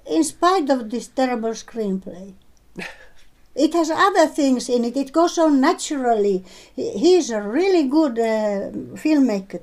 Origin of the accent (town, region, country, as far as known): Finland